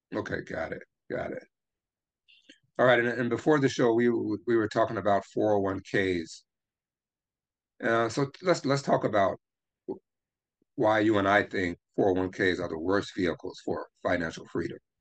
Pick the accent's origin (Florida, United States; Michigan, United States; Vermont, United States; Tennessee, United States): Tennessee, United States; Memphis; I grew up in Memphis, Tennessee